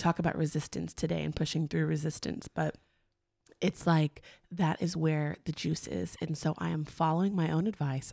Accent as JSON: {"language": "English", "town": "Long Beach", "region": "California", "country": "United States", "tie": "born or raised there", "said": "we grew up in Long Beach, California, which is, like, where Snoop's from"}